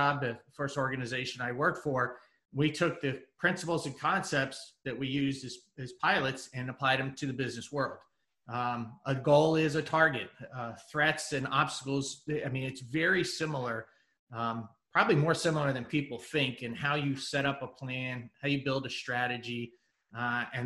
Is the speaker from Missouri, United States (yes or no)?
yes; Kansas City, Missouri, United States; moved away as an adult; also born or lived in San Diego; I moved from San Diego back to Kansas City, where I was from.